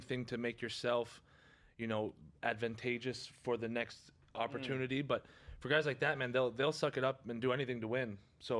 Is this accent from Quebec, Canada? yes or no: yes; Quebec, Canada; especially as a you know, minor hockey player growing up in Quebec, everyone looked up to him.